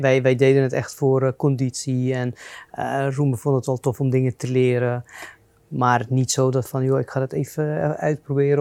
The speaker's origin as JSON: {"language": "Dutch", "country": "Lebanon", "tie": "born or raised there", "moved": "yes", "lives_now": "Netherlands", "said": "Ik ben in Libanon geboren en opgegroeid in burgeroorlog"}